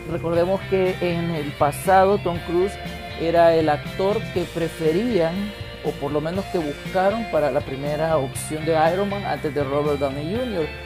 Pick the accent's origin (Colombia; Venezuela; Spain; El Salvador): El Salvador; nosotros como latinos y más como salvadoreños